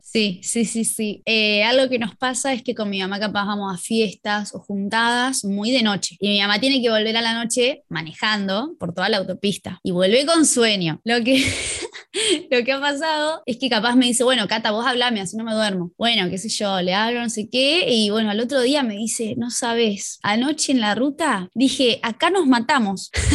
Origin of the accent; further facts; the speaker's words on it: La Plata, Buenos Aires Province, Argentina; Mi infancia en La Plata, una infancia bastante común